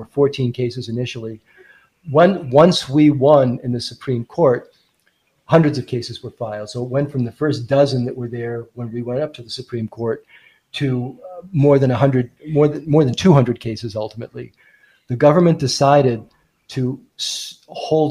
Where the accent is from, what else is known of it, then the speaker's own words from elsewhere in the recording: United States; as an American